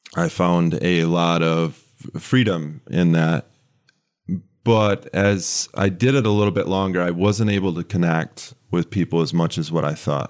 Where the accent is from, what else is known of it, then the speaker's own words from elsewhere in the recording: West Michigan, United States; moved away as an adult; now in Lansing, United States; I grew up in West Michigan.